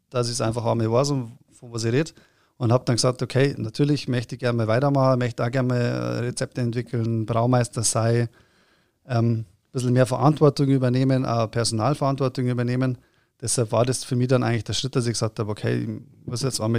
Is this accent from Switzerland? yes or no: no; Erding, Bavaria, Germany; ich bin aus Erding, da gibt es ja auch eine Brauerei